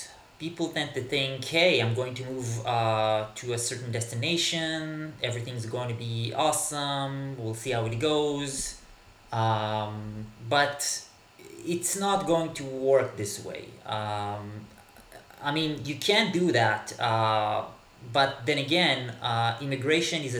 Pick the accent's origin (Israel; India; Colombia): Israel; first language Hebrew; English is a second language; moved away as an adult; now in Berlin, Germany; I'm originally from Israel, from the Middle East, actually. I grew up in the 1980s in Israel